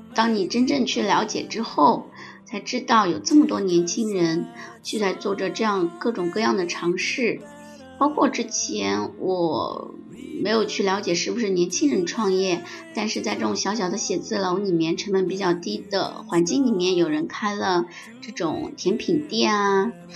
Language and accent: Chinese; China; also born or lived in Shenzhen; 我们中国人或者是南京的朋友们